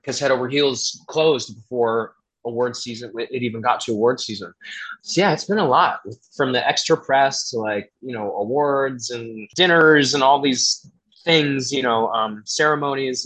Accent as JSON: {"language": "English", "area": "Atlanta area", "region": "Georgia", "country": "United States", "tie": "born or raised there", "also_born_or_lived": "Boston", "moved": "yes", "said": "I'm from Georgia. I mean, I grew up in around the Atlanta area, so you know, there's a lot of it's not all too southern there"}